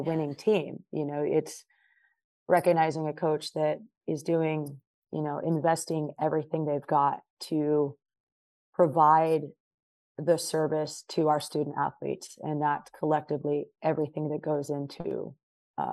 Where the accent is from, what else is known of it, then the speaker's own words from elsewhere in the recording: Long Beach, California, United States; moved away as an adult; also born or lived in Arkansas; I grew up in Long Beach. Mm-hmm. California